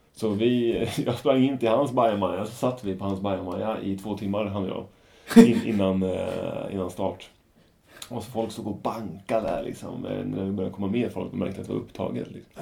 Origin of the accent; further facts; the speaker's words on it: Norrköping, Östergötland, Sweden; ett varv runt Strömmen hemma i Norrköping